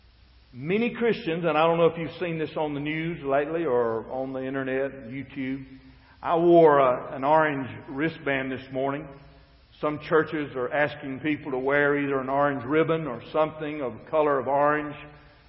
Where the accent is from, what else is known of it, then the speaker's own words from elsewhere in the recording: United States; I was born in the United States of America